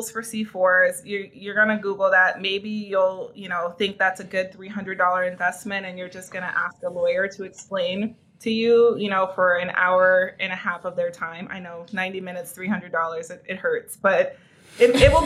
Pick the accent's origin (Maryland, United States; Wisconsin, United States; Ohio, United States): Wisconsin, United States; Milwaukee; the neighborhood that I was raised in Milwaukee